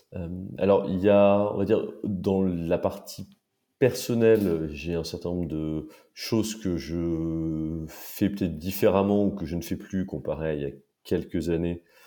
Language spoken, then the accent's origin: French; Paris, Île-de-France, France; j'ai grandi et vécu à Paris toute ma vie